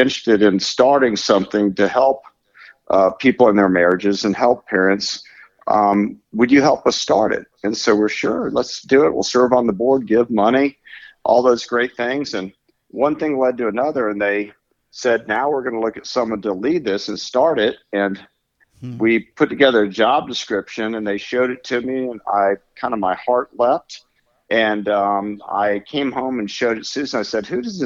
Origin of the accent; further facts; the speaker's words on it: Florida, United States; I'm from Florida